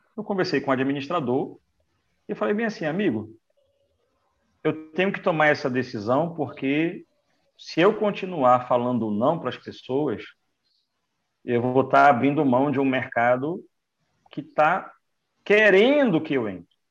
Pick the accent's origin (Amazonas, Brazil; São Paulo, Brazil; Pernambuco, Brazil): Amazonas, Brazil; Manaus; moved away as an adult; now in Recife, Brazil; eu sou de Manaus, do Amazonas